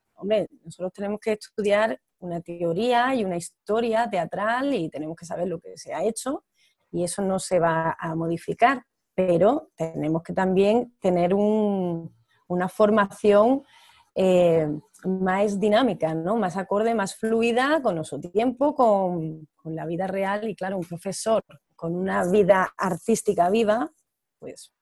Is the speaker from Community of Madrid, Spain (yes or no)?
no; Almería, Andalusia, Spain; moved away as an adult; also born or lived in Barcelona / Granada; now in Rio de Janeiro, Brazil; yo soy de Almería, pero me vine aquí a Brasil, a Río de Janeiro en particular, hace ocho años